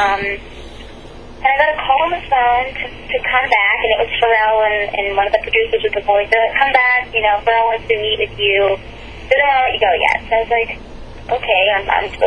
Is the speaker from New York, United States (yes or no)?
no; Pittsburgh, Pennsylvania, United States; I'm from Pittsburgh, Pennsylvania